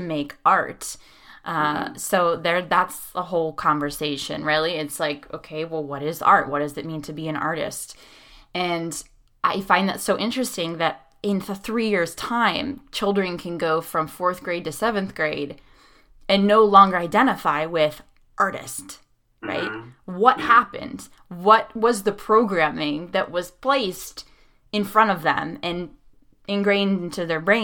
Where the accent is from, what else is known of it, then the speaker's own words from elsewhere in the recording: Pittsburgh, Pennsylvania, United States; I'm from Pittsburgh